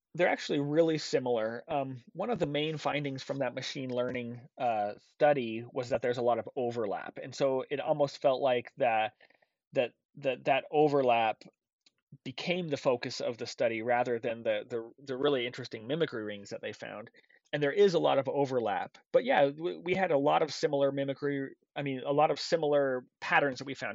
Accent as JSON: {"language": "English", "region": "Intermountain West", "country": "United States", "tie": "born or raised there", "said": "I grew up in the Intermountain West"}